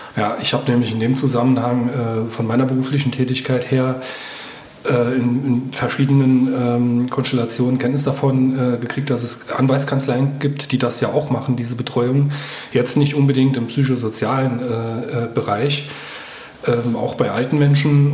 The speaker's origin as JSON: {"language": "German", "town": "Homburg", "region": "Saarland", "country": "Germany", "said": "Ich komme auch aus dem Safhalskreis, aus äh, Homburg-Einöd"}